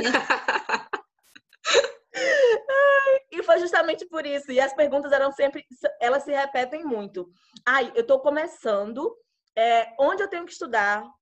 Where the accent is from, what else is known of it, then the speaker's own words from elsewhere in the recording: Alagoinhas, Bahia, Brazil; now in São Paulo, Brazil; falo com minhas amigas de Alagoinhas, que eu sou lá do interior da Bahia